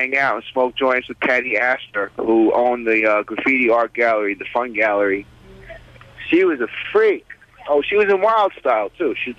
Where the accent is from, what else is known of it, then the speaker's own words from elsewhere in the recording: New York City, New York, United States; also born or lived in Brooklyn; I was born in Brooklyn, but I grew up in Manhattan, specifically Greenwich Village